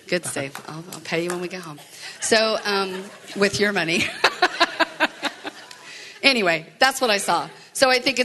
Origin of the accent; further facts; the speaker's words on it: the Bible Belt, United States; moved away; I grew up in the Bible Belt